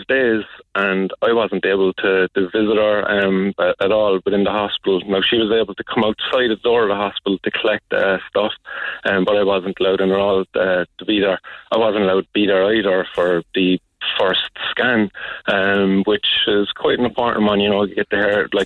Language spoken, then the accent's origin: English; Cork, Munster, Ireland; I grew up in the Glen